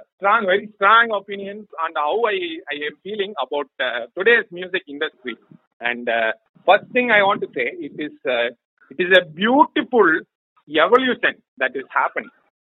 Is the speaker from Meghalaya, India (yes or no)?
no; Kambam, Tamil Nadu, India; My home also being Kambam. Yes, Kambam is in south of Tamil Nadu.